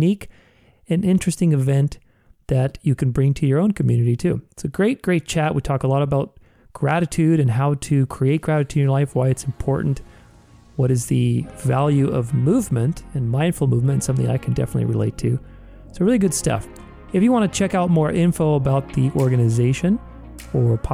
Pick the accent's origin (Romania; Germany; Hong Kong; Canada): Romania; now in Arizona, United States; I was born in Romania in Europe, but I've been here in the United States for, must have been 30 years now since 1990.